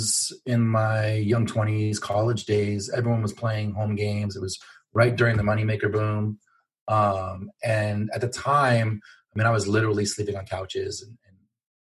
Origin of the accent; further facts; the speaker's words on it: Los Angeles, California, United States; moved away; I'm from Los Angeles originally